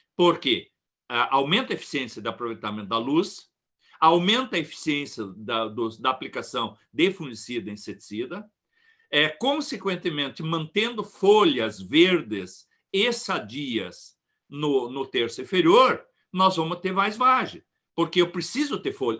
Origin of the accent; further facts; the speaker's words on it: Ibirubá, Rio Grande do Sul, Brazil; Nós somos de Ibirubá